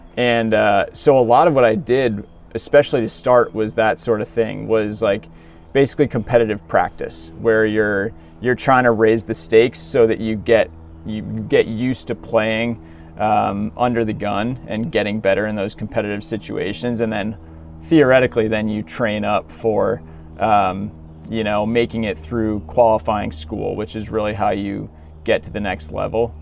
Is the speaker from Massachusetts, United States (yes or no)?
yes; Williamstown, Massachusetts, United States; I grew up in a small town, uh, Williamstown, Massachusetts